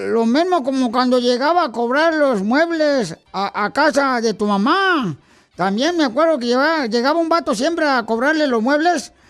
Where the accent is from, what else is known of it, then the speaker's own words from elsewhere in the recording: Michoacán, Mexico; la neta, soy de Michoacán.